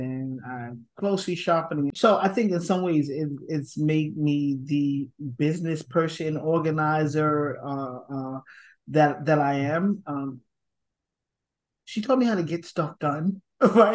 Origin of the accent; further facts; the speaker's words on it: New York City, New York, United States; Born and raised in Brooklyn, New York, Bed-Stuy to be exact, with my grandma.